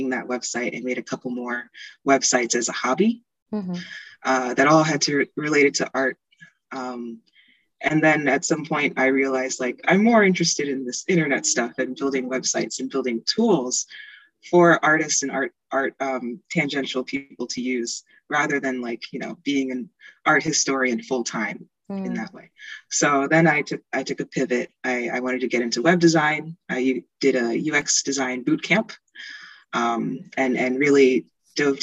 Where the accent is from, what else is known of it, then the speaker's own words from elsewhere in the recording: Easton, Pennsylvania, United States; now in Philadelphia, United States; I'm from Easton, Pennsylvania, and I live in Philadelphia right now